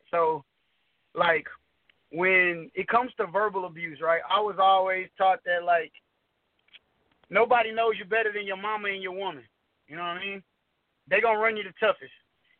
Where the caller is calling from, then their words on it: Houston, Texas, United States; I'm calling from Houston, Texas.